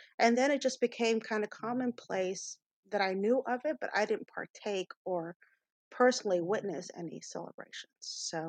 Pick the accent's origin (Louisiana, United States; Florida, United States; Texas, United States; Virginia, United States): Texas, United States; moved away as an adult; also born or lived in Houston; as a Texan, I knew of Juneteenth.